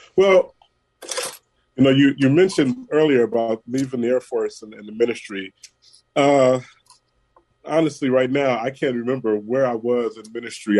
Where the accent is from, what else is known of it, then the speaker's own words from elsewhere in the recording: San Francisco, California, United States; Born and raised in San Francisco at uh, General Hospital. So yeah, I've been here through it all.